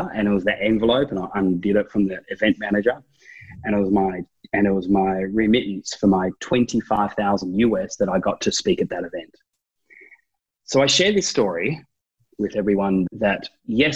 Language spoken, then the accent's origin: English; Tasmania, Australia; I'm from Tasmania.